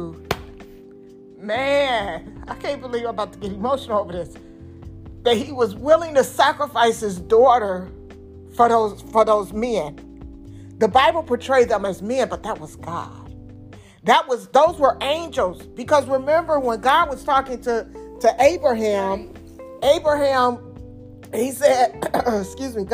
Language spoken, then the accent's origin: English; Detroit, Michigan, United States; I'm from Detroit